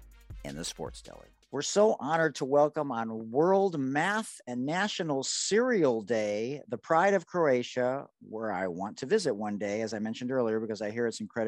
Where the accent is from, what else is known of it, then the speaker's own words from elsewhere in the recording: Detroit, Michigan, United States; my hometown in Detroit, Michigan